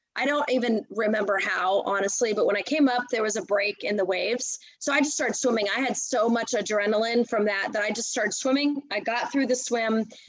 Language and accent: English; United States; moved away as an adult; now in Texas, United States; i'm in texas now i've been here for over 20 years um, I grew up in outside of Washington D.C.